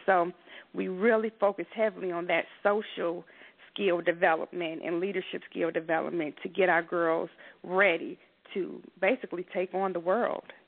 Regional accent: Atlanta, Georgia, United States; I grew up in southwest Atlanta

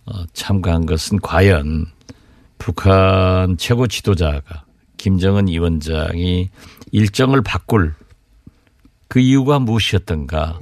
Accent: Jindo, South Jeolla, South Korea; 제 고향이 진도이고

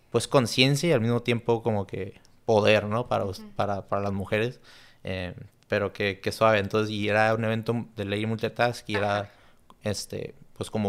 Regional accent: Mexico; te orgullece, pues, como siendo mexicana

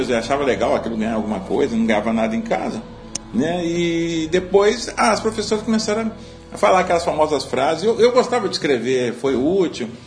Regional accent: Mãe Mirim, Minas Gerais, Brazil; born there; É, até porque eu nasci em Minas Gerais, numa cidadezinha é chamada Mãe Mirim, cujo grande, a grande cultura é exatamente café

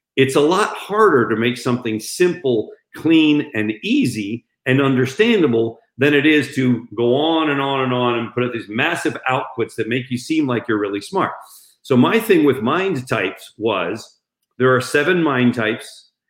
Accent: Spain; moved away; I grew up in Spain, so I speak Spanish

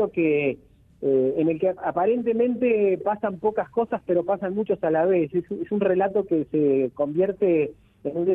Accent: Argentina; argentino de sangre de charrúa.

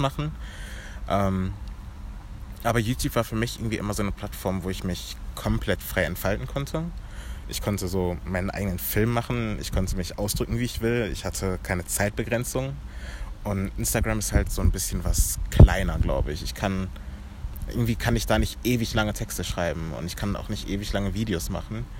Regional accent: Germany; Ich bin in Deutschland geboren

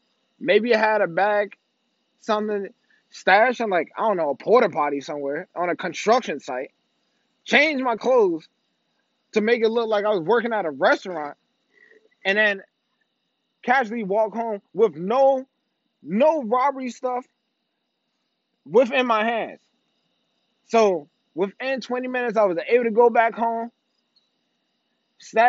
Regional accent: Maryland, United States; I'm from Maryland

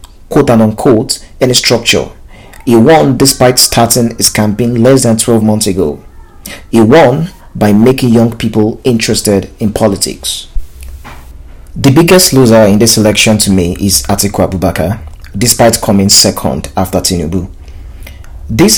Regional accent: Nigeria; As a Nigerian

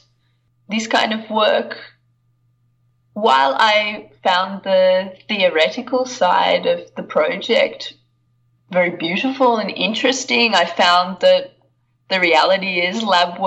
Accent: Australia; I'm from Australia. I grew up in a small town in Australia.

